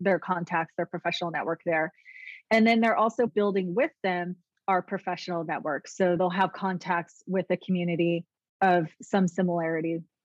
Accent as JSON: {"language": "English", "town": "San Leandro", "region": "California", "country": "United States", "tie": "born or raised there", "said": "I grew up in the Bay Area, San Leandro area, and played soccer"}